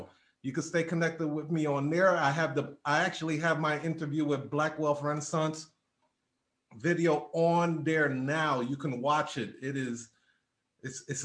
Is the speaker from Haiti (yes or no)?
yes; Haiti; I'm Haitian